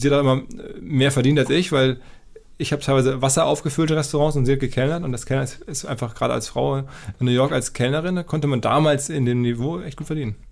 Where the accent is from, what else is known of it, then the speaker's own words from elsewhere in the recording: Essen, North Rhine-Westphalia, Germany; moved away as an adult; now in Hamburg, Germany; bei mir war das so, aus Essen kommt